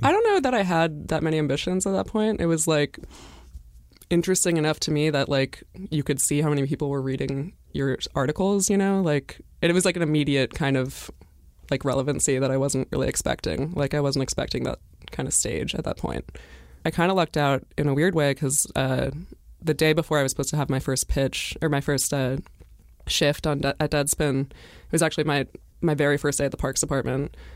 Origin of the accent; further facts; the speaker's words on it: Brattleboro, Vermont, United States; I'm from Brattleboro, Vermont